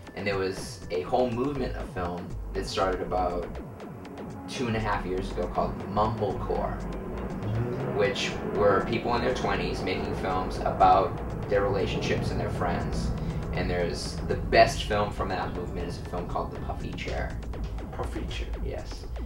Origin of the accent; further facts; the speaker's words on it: Lynn, Massachusetts, United States; now in Los Angeles, United States; my hometown, Lynn, Massachusetts